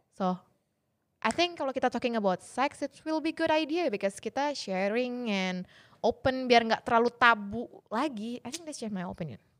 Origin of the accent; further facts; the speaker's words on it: Indonesia; saya dari kecil di Indonesia